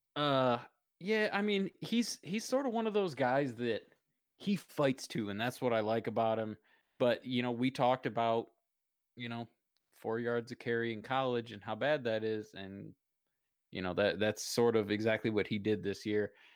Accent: Michigan, United States; I am from the East Coast, Michigan, Eastern time zone.

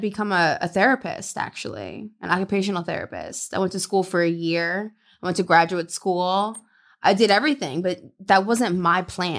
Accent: Louisiana, United States; now in Los Angeles, United States; So I'm from Louisiana, so I'm Southern.

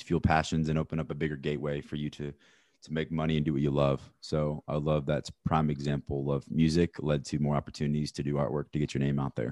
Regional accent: Kansas City, Missouri, United States; I'm from Kansas City, Missouri

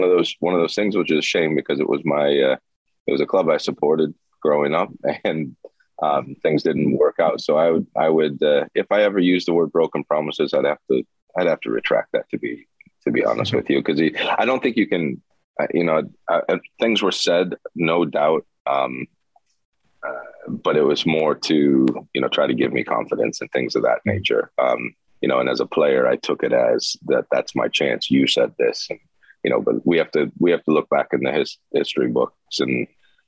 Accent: Ohio, United States; moved away as an adult; also born or lived in Denmark / Turkey / Liverpool, England; in my hometown, or home state, I should say, hometown didn't have a team, but home state of Columbus

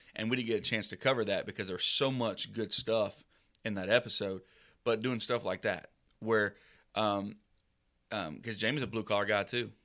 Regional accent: Southeast, United States; growing up in the Southeast

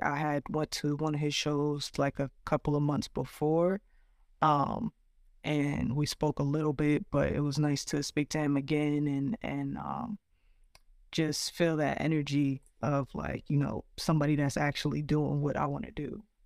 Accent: New Jersey, United States; also born or lived in Brooklyn, New York; we moved maybe when I was about like three years old to South Jersey, and I grew up there

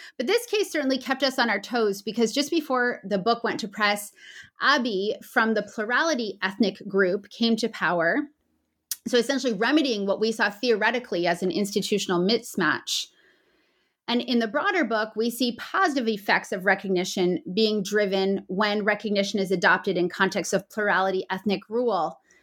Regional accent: Canada; As a Canadian

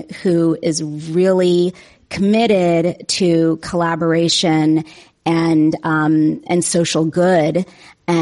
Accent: East Palo Alto, California, United States; I grew up in East Palo Alto, California

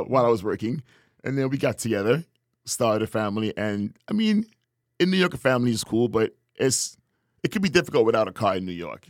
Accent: Tobago, Trinidad & Tobago; also born or lived in Trinidad; now in San Antonio, United States; I was born in Trinidad, grew up in Tobago

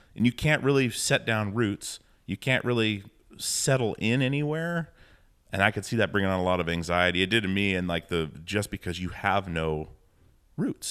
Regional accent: Alaska, United States; moved away; I'm from Alaska

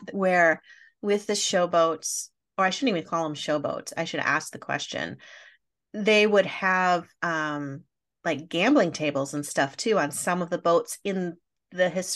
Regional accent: Wisconsin, United States; I'm from Wisconsin

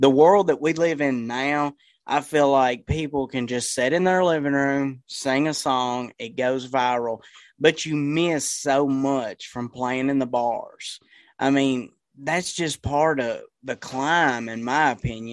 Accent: Cave City, Kentucky, United States; I'm from Cave City, Kentucky.

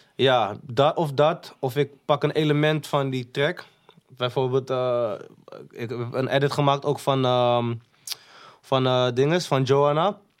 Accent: Amsterdam, North Holland, Netherlands; also born or lived in Maastricht; Ben ik vanuit Maastricht naar Holendrecht verhuisd. Ben ik daar opgegroeid

